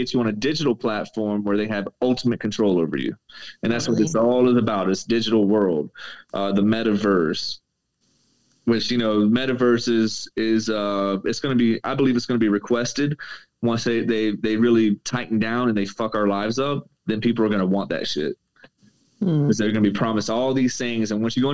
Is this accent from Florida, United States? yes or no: yes; Florida, United States; moved away; I'm from Florida. So when I lived in Florida